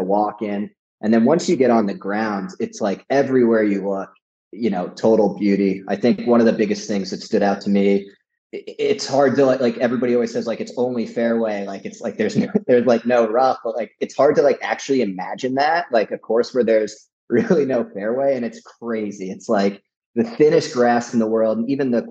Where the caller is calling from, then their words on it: Hilton Head, South Carolina, United States; I am. I'm live from Hilton Head.